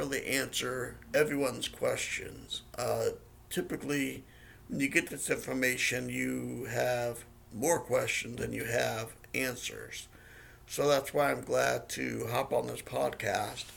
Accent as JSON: {"language": "English", "town": "Yuba City", "region": "California", "country": "United States", "said": "I am from Yuba City, California, which is Northern California, about an hour north of Sacramento"}